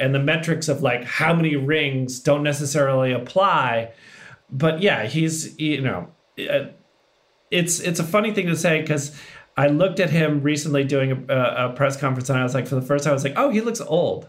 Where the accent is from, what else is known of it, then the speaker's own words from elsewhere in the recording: Massachusetts, United States; moved away; I was long gone from Massachusetts. I don't recognize it whatsoever.